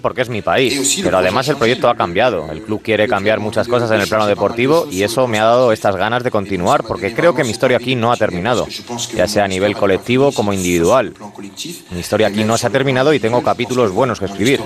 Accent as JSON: {"language": "Spanish", "country": "France", "said": "soy francés y como francés"}